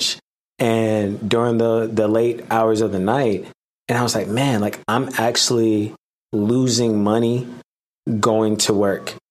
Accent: Hampton, Virginia, United States; I'm from Hampton, Virginia

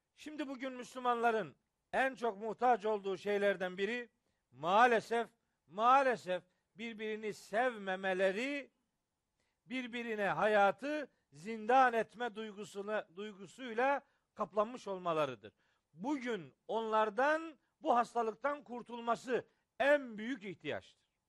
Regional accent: Trabzon, Turkey; also born or lived in Samsun; Trabzonluyum ben.

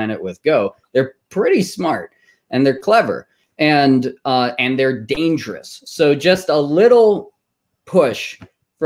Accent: Texas, United States; moved away; I'm originally from Texas

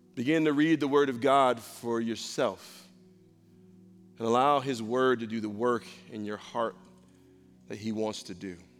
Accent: Rochester, New York, United States; I grew up in a rough spot. I'm from Rochester, New York.

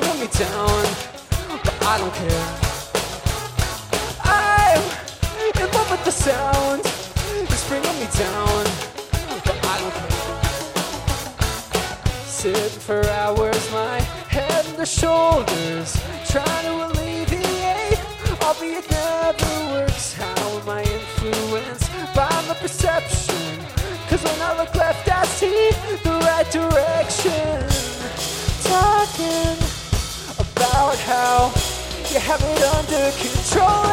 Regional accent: Minneapolis, Minnesota, United States; We're from Minneapolis.

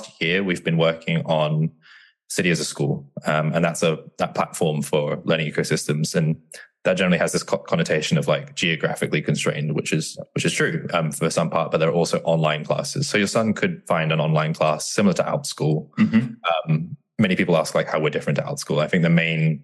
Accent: Bristol, South West England, United Kingdom; now in London, United Kingdom; I grew up around Bristol in England, Southwest England

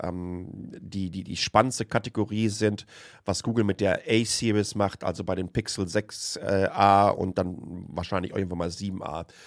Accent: home region around Lünen, North Rhine-Westphalia, Germany; born or raised there

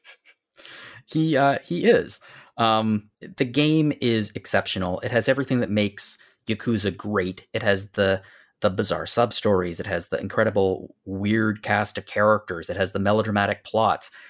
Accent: Canada; I'm, I'm Canadian

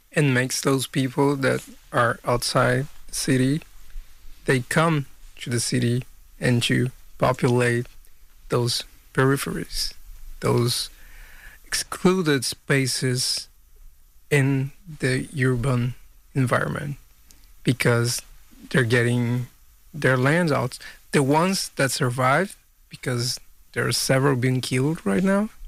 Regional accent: Brazil; now in Hudson Valley, United States; I'm a photographer from Brazil

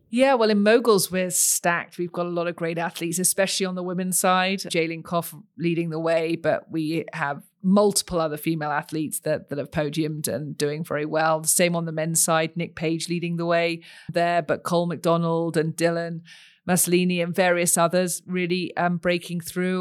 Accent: United Kingdom; moved away as an adult; also born or lived in Texas, United States / Los Angeles, United States; now in Utah, United States; you can probably tell from my accent, I didn't grow up here, I grew up across the pond.

